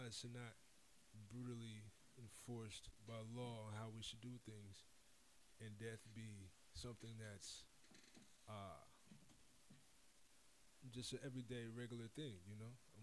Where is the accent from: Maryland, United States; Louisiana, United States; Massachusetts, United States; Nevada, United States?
Nevada, United States; Las Vegas; moved away; I'm from Las Vegas